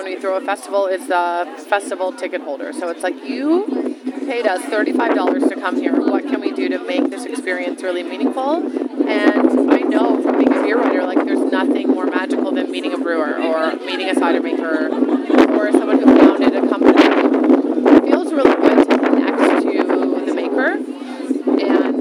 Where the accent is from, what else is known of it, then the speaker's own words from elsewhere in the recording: Terrace Bay, Ontario, Canada; I'm an Ontario girl. I was born in Terrace Bay, Northern Ontario.